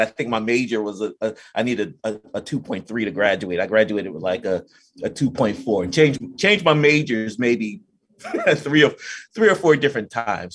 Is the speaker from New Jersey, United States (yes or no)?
yes; New Jersey, United States; I'm from New Jersey